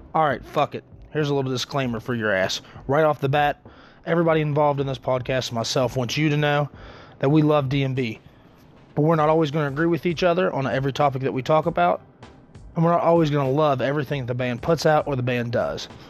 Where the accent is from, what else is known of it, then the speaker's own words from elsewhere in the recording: West Virginia, United States; I'm from West Virginia.